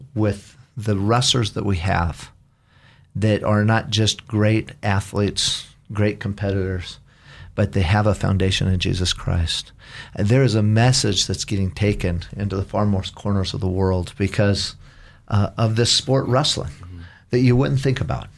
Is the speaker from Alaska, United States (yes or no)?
no; Caldwell, Idaho, United States; also born or lived in Battle Ground, Washington; now in Nampa, United States; I was born in Caldwell